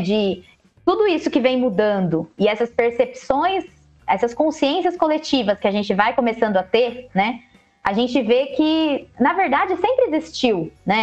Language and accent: Portuguese; Jundiaí, São Paulo, Brazil; moved away as an adult; Ah, mas eu mudei também de São Paulo, voltei para Jundiaí, que é a minha cidade natal